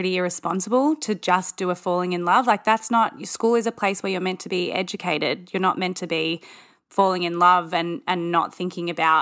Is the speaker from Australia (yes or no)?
yes; Australia; being an Australian